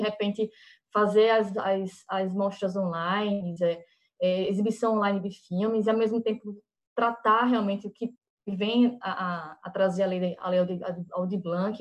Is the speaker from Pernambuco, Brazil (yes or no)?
yes; Pernambuco, Brazil; eu sou pernambucana